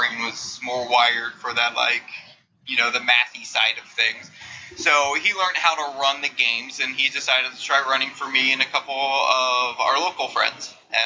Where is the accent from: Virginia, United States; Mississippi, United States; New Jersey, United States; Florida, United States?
New Jersey, United States; moved away as an adult; now in California, United States; I grew up in glorious New Jersey